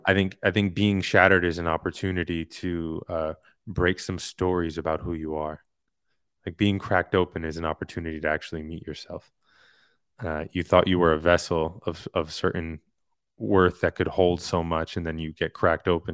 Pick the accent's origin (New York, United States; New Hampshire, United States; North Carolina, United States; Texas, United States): New York, United States; New York City; moved away; also born or lived in Hollywood; I'm from Queens. I'm from a very diverse area in Queens